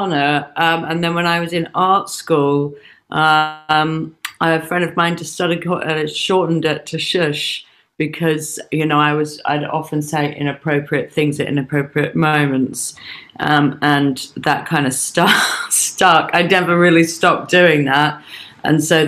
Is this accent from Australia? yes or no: yes; Australia; moved away; also born or lived in England; both my parents are English, but I was born in Australia